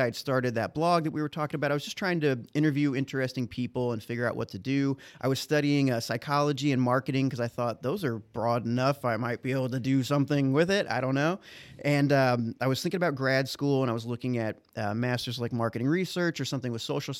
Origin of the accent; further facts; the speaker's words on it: Dalton, Illinois, United States; moved away as an adult; also born or lived in Bethalto, Illinois / New York City; now in St. Louis, United States; Born and raised Dalton, Illinois